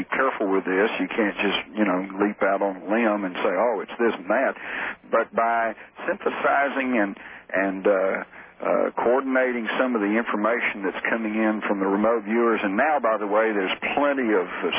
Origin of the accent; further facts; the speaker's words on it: Fort Worth, Texas, United States; accent: Texas; Born and raised in Fort Worth